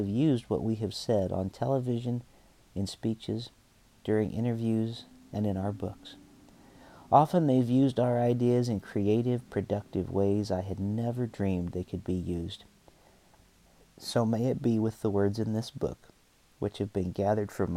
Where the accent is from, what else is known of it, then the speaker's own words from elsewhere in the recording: Western Pennsylvania, United States; moved away as an adult; also born or lived in New York; my hometown area of Western Pennsylvania